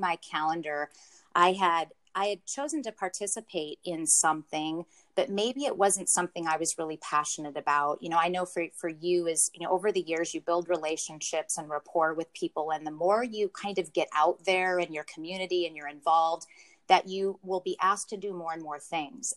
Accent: Pacific Northwest, United States; born and raised in the Pacific Northwest

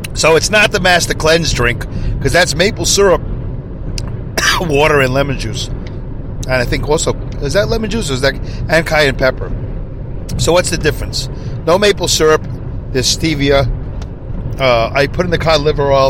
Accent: New York City, New York, United States; accent: Brooklyn; my Brooklyn accent

